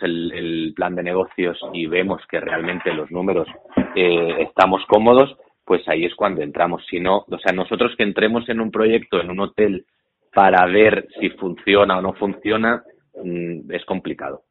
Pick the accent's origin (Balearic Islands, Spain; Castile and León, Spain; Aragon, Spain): Balearic Islands, Spain; Menorca; Menorca, ah, yo soy menorquín